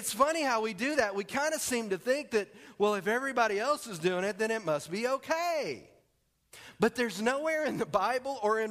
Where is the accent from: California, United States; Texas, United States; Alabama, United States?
Texas, United States; moved away; I'm from Texas